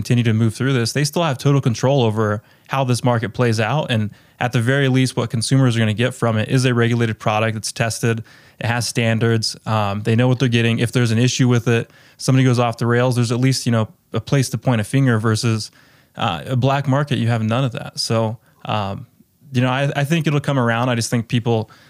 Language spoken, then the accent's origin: English; Colorado, United States; My hometown's in Colorado. It's a really rural community